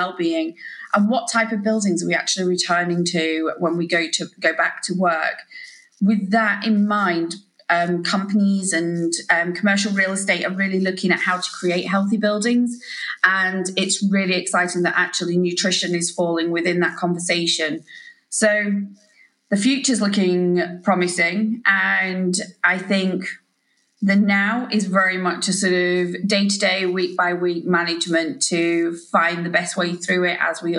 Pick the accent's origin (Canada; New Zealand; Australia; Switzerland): New Zealand; also born or lived in Yorkshire, England; Yeah, so I was born in Yorkshire, very much to, I would say, traditional Yorkshire grandparents, certainly very sort of Yorkshire folk. And then when I was sort of fairly young, around sort of seven, we moved out to New Zealand.